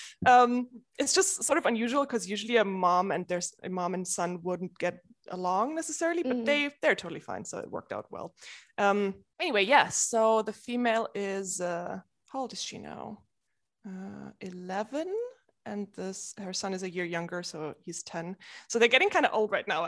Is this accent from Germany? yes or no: yes; Munich, Bavaria, Germany; moved away as an adult; also born or lived in Switzerland; now in United Kingdom; I started in Germany. I was born in Munich